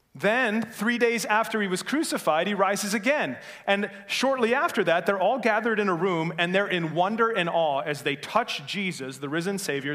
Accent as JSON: {"language": "English", "town": "Norway", "region": "Michigan", "country": "United States", "said": "I'm from Norway originally, uh, Norway, Michigan, not Norway, the place overseas"}